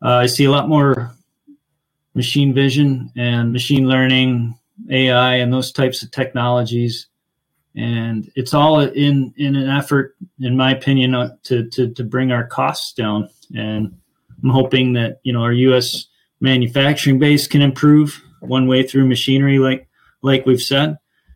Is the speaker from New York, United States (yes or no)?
yes; Finger Lakes, New York, United States; now in Rochester, United States; I grew up in the Finger Lakes